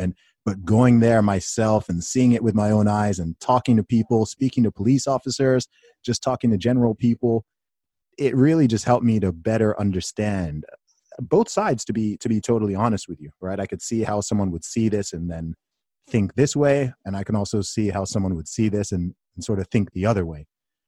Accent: United Kingdom

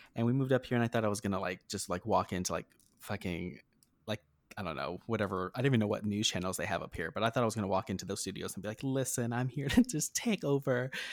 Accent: New Mexico, United States; moved away as an adult; now in Las Vegas, United States; I'm from New Mexico. So I grew up in New Mexico, uh, rural New Mexico

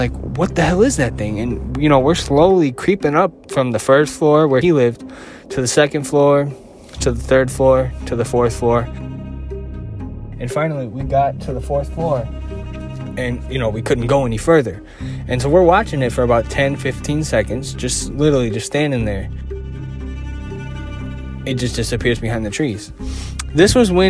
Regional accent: Chicago, Illinois, United States; I'm from Chicago

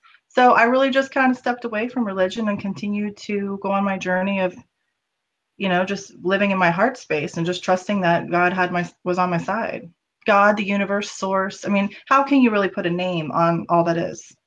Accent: the South, United States; I grew up in the South where there was a lot of racism

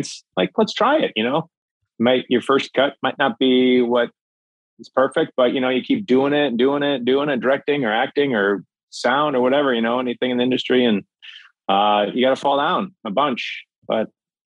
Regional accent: Minnesota, United States; I grew up in Minnesota, land of 10,000 lakes.

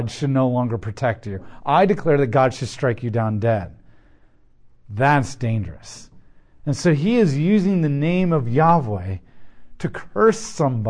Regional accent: United States; I'm an American

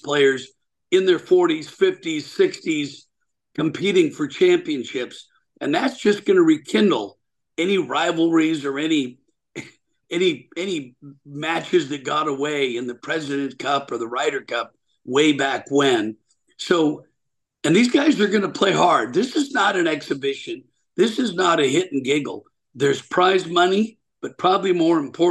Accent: Portland, Oregon, United States; I'm from Portland, Oregon, originally

